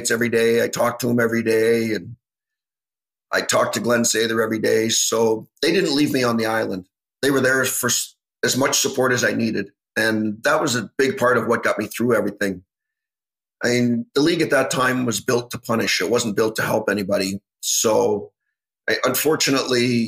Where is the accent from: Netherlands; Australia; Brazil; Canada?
Canada; growing up in Canada